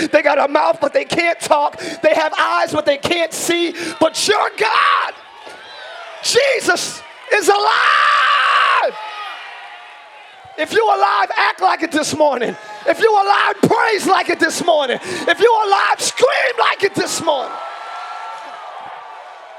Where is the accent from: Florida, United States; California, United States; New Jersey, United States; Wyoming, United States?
New Jersey, United States; now in Orlando, United States; I'm from up north. I'm from Jersey.